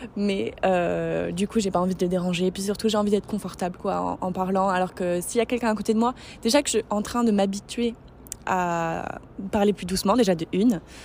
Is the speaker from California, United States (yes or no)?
yes; San Francisco, California, United States; moved away; Je suis half American et j'ai grandi à San Francisco